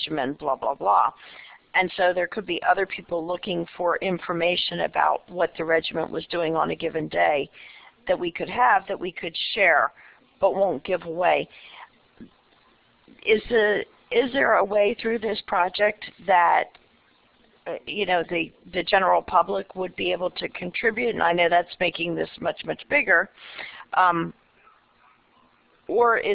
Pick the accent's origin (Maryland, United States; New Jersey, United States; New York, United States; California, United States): Maryland, United States; now in Virginia, United States; I'm originally from Maryland, I'm in Virginia now